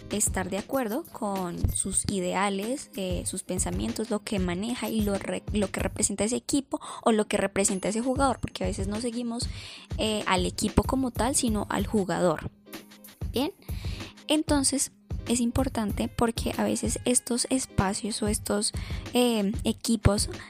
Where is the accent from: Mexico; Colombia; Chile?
Colombia; entonces me pongo la camisa, digo que soy de Colombia, me siento orgulloso por ser colombiano